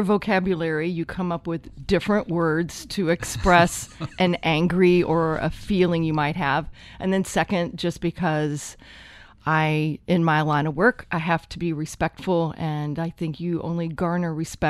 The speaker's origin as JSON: {"language": "English", "town": "Louisville", "region": "Kentucky", "country": "United States", "also_born_or_lived": "Cincinnati", "said": "I came from Louisville, Kentucky"}